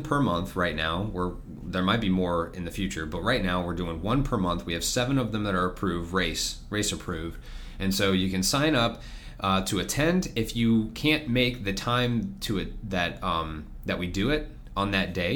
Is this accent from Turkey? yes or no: no; Florida, United States; I was born and raised in Florida. I'm a fourth generation